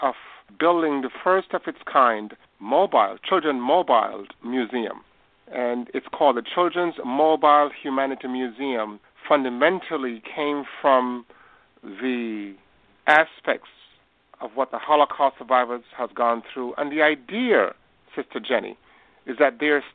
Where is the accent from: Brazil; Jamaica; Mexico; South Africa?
Jamaica; Bethel Town, Westmoreland; moved away; I was born in Bethel Town, Westmoreland, in the hills